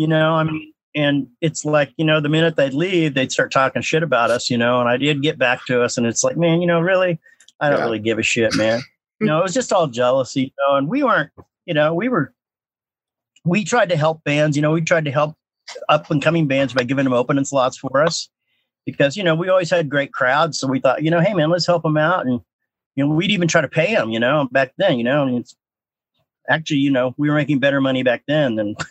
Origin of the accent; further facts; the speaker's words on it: Kansas City, Missouri, United States; we're from Kansas City